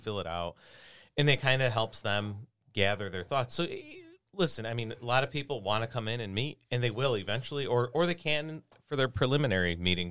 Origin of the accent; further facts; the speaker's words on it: Lemont, Illinois, United States; also born or lived in Homer Glen, Illinois / Chicago, Illinois; I grew up in Lamont